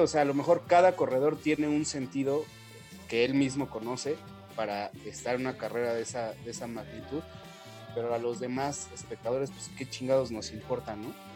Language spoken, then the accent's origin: Spanish; Mexico; uno como mexicano